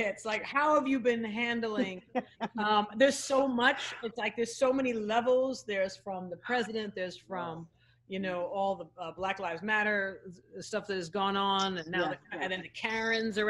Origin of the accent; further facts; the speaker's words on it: New York City, New York, United States; as a New Yorker, my uncle and aunt have done business with Fred Trump